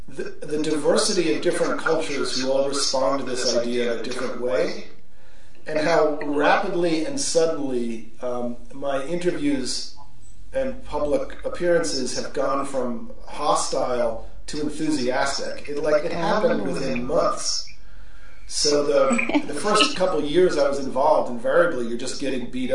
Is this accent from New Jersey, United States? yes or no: yes; New Jersey, United States; I grew up in New Jersey